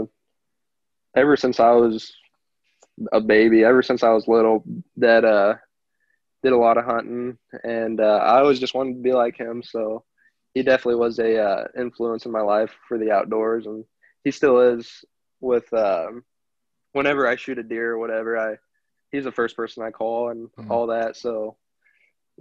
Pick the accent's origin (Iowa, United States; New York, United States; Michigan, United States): Iowa, United States; Glenwood; I grew up in a small town called Glenwood, Iowa. Born and raised